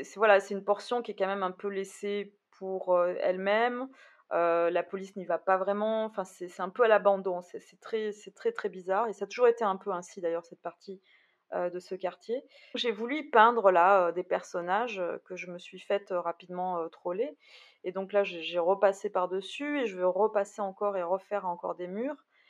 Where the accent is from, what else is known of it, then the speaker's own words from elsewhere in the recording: Bordeaux, Nouvelle-Aquitaine, France; je suis bordelaise